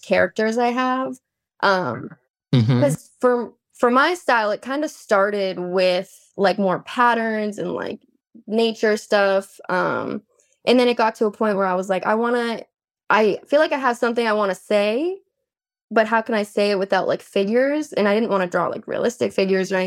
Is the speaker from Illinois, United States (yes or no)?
no; Boston, Massachusetts, United States; moved away as an adult; now in Austin, United States; I'm actually from Boston, Massachusetts